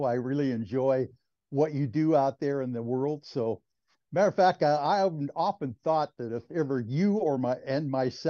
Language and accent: English; New York City, New York, United States; I grew up in New York City, Augie, in Manhattan on West 121st Street